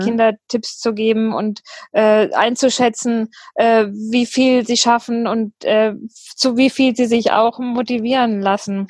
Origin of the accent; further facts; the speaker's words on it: near Fulda, the Rhön, Hesse, Germany; moved away as an adult; also born or lived in Ireland / Düsseldorf / New Zealand / Ruhr area; now in Ruhpolding, Germany; ursprünglich stamme ich äh, aus der Nähe von Fulda, aus der Rhön äh, aus dem Dorf